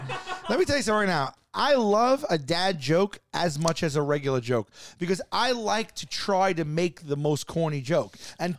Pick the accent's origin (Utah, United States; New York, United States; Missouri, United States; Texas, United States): New York, United States; New York City; I grew up in Staten Island.